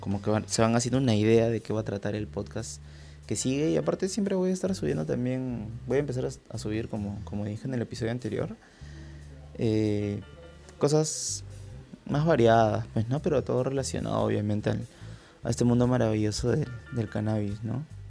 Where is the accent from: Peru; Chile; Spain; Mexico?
Peru; Lima; soy de Lima, Perú